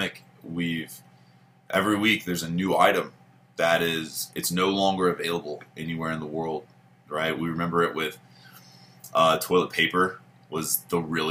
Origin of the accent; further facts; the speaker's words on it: United States; being an American